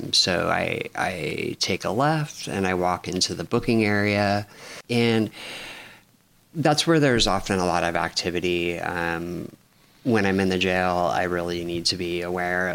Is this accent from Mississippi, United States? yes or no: no; Los Angeles, California, United States; also born or lived in San Francisco / Lopez Island; now in Bellingham, United States; I was born in Los Angeles